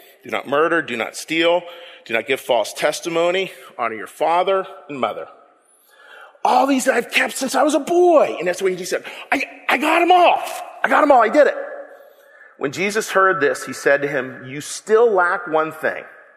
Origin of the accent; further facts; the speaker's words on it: Pittsburgh, Pennsylvania, United States; I'm from the Berg